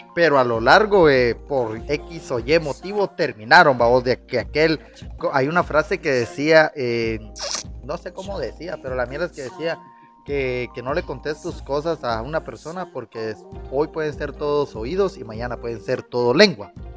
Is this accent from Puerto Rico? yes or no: no; Guatemala; siendo porteño